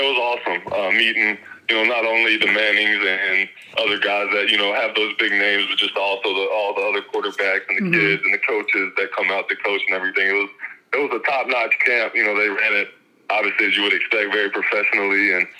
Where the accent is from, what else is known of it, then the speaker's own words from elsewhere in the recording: Mississippi, United States; And playing at Illinois State, you know, I came from Mississippi, so mm-hmm.